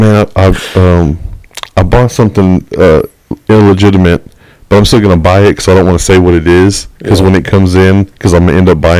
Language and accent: English; Texas, United States; We're from Texas.